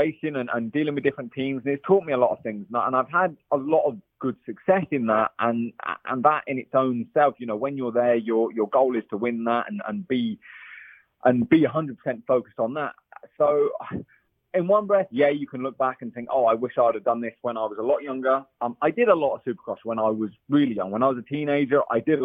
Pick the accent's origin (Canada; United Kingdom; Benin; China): United Kingdom; England; also born or lived in Belgium / Italy; now in California, United States; I'm English